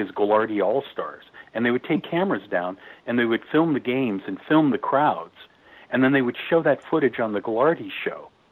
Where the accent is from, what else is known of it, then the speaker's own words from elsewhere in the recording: San Francisco Bay Area, California, United States; I grew up in the San Francisco Bay Area